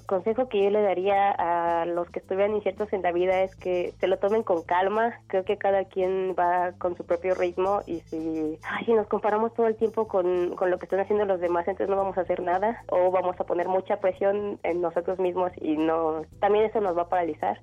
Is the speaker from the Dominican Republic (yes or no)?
no; Tepic, Nayarit, Mexico; moved away as an adult; also born or lived in Morelos; Nací en Tepic, Nayarit, el 10 de abril de 1994.